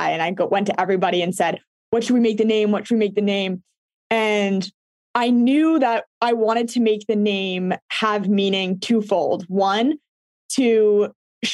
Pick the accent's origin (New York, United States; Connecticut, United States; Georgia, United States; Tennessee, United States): New York, United States; New York City; I grew up playing in New York City